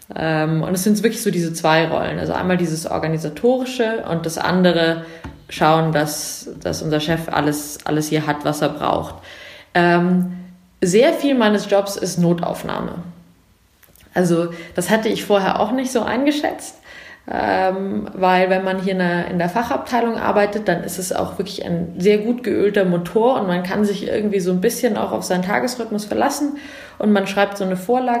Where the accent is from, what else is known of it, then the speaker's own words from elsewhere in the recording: Munich, Bavaria, Germany; also born or lived in England; Ich komme aus München